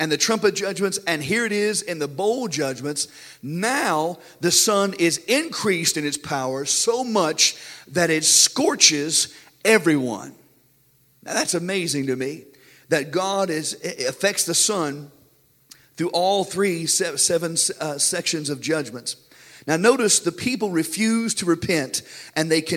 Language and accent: English; United States; we as American Christians